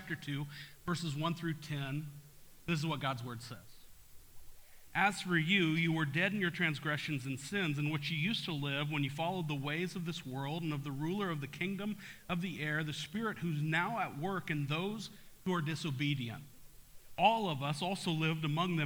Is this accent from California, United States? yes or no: no; Topeka, Kansas, United States; I grew up in Topeka